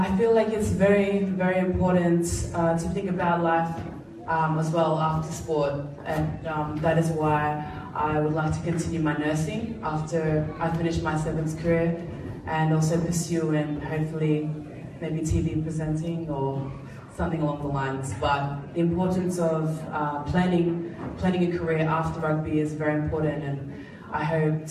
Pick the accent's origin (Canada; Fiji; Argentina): Fiji; Pacific Harbour, Central Division; also born or lived in Suva, Fiji; who passed away when I was about 3 years old. We grew up in Pacific Harbour